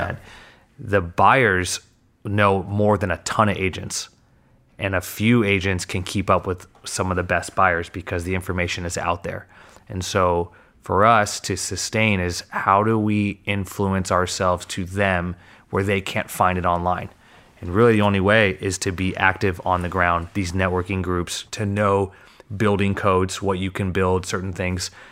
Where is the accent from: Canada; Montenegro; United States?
United States; Manhattan Beach, California; growing up in Manhattan, we went to Robinson was my preschool